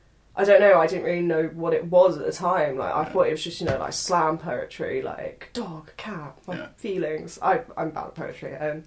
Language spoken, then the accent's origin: English; Bedfordshire, near Milton Keynes, East of England, United Kingdom; moved away as an adult; now in Lincoln, United Kingdom; Bedfordshire. Okay. I'm from a small village near Milton Keynes.